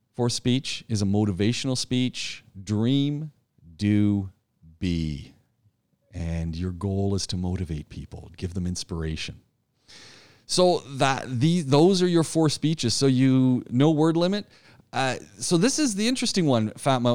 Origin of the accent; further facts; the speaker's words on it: Ajax, Ontario, Canada; moved away as an adult; also born or lived in Ottawa / Montreal; I grew up outside of Toronto in a town called Ajax